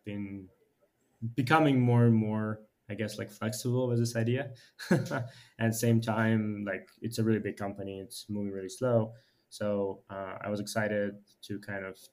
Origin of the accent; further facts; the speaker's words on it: Ukraine; moved away as an adult; also born or lived in United States; now in Shanghai, China; I'm originally from Ukraine, have been like engineer by training, have moved to US about 10 years ago